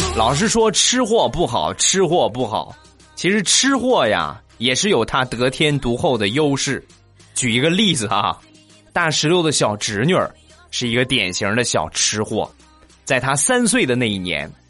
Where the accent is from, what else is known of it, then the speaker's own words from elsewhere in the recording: Shandong, China; 我是一个山东人